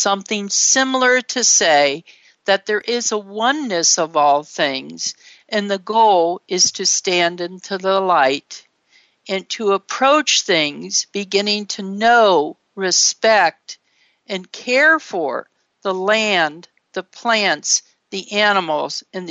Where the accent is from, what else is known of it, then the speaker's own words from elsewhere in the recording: Ohio, United States; a white middle-class child growing up in Ohio